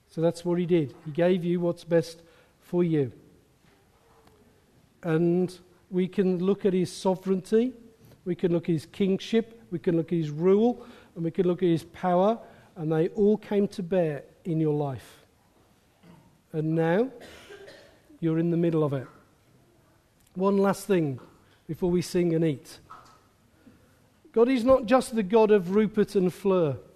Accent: England, United Kingdom; accent: Midland; My Midland accent's gone.

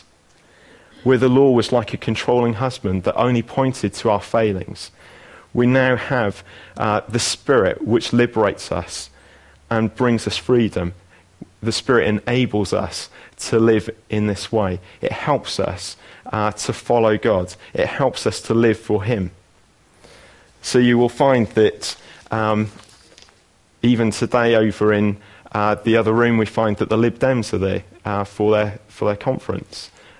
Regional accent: Abergavenny, Wales, United Kingdom; moved away as an adult; also born or lived in Coventry; So although I was brought up in Abergavenny and lived there for 18 years, I then went to Coventry and lived in the Midlands.

